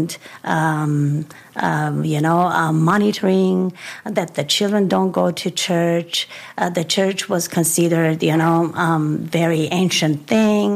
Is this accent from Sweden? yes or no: no; Yerevan, Armenia; I was born in a family where, in Armenia, first of all, Yerevan, that was the capital city, is still the capital city of Armenia